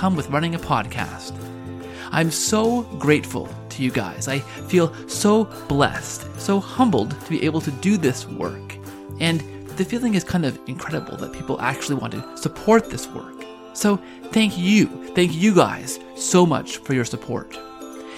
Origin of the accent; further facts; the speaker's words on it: Canada; one of the favorite Canadian pastimes is to claim anyone we can as Canadian